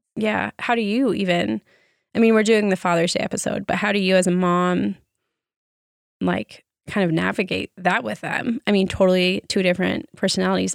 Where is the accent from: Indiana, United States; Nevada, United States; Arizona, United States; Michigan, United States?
Arizona, United States; growing up in Arizona